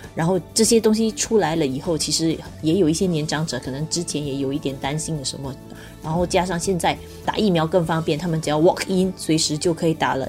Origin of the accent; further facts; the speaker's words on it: Singapore; 作为新加坡人